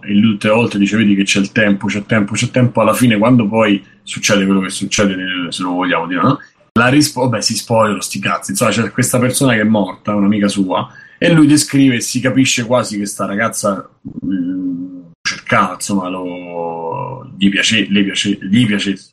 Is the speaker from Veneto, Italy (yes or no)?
no; Rome, Lazio, Italy; Da romano